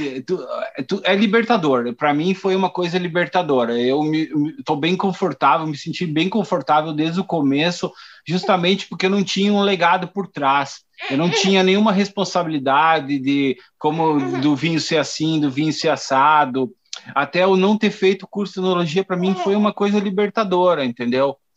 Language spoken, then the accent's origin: Portuguese; Garibaldi, Rio Grande do Sul, Brazil; also born or lived in Porto Alegre; eu sou natural de Porto Alegre, né? Eu vim para Garibaldi muito pequeno